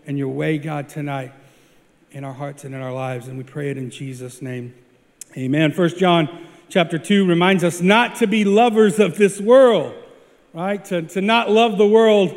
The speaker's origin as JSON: {"language": "English", "region": "small town Oklahoma", "country": "United States", "tie": "born or raised there", "moved": "yes", "said": "Small town Oklahoma"}